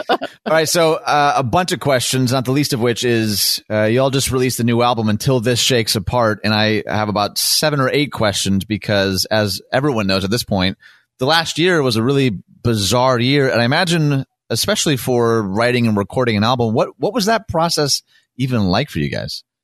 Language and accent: English; Detroit, Michigan, United States; now in Chicago, United States; I was from Detroit.